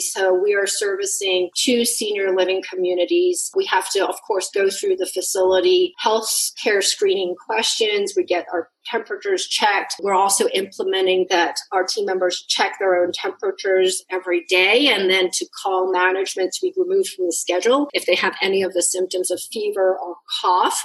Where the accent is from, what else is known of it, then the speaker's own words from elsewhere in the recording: Hong Kong; I come from Hong Kong